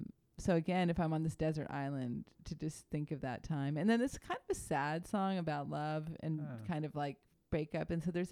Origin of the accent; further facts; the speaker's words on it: Santa Cruz County, California, United States; I grew up in Santa Cruz County and I went to UC Santa Cruz.